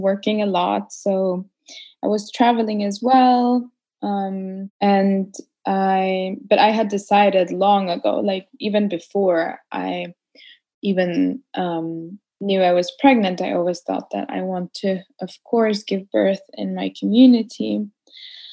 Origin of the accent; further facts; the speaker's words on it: Ecuador; I was born in the Ecuador and Amazon and grew up there pretty much most of my childhood.